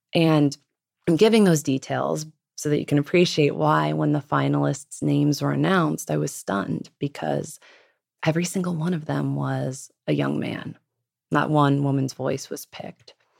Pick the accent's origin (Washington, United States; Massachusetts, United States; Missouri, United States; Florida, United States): Washington, United States; Los Angeles, Pacific Northwest, outside of Seattle; Los Angeles, and then the Pacific Northwest once my parents divorced